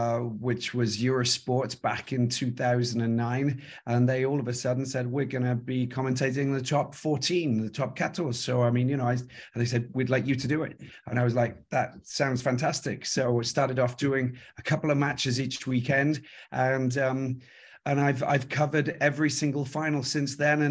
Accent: South Wales, United Kingdom; moved away as an adult; also born or lived in Wye Valley / Missoula, Montana / Kigali, Rwanda / Paris, France; now in France; Well, I'm growing up in South Wales.

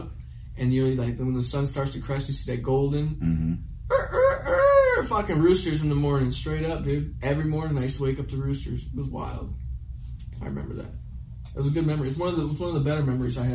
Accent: Michigan, United States; I came from Midwestern Americana fucking farm culture

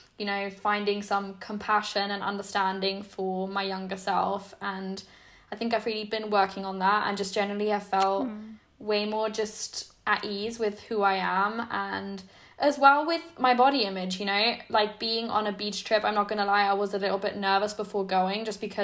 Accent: Germany; English is a second language; moved away

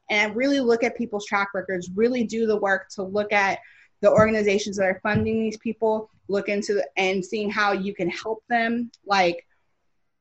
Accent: Louisville, Kentucky, United States; now in Los Angeles, United States; Louisville, that is my hometown

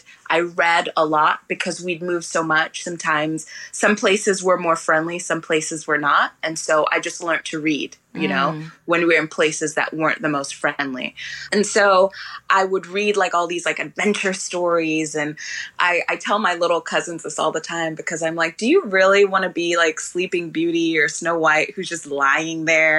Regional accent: London, United Kingdom; now in United States; at least where I was raised in London, everybody was sort of an immigrant.

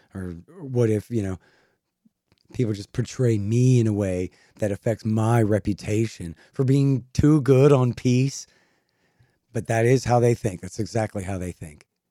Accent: Texas, United States; I'm a Texan

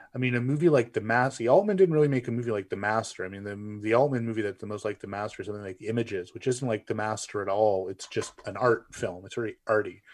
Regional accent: Canada; I'm a Canadian

